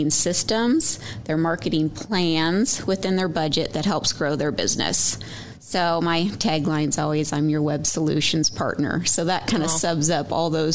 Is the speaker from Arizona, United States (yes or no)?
no; Oregon, United States; I grew up in Oregon and I went to Western Oregon University